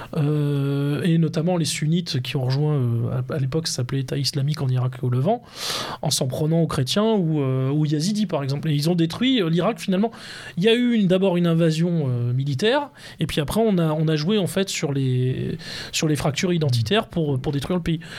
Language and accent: French; France; nous sommes français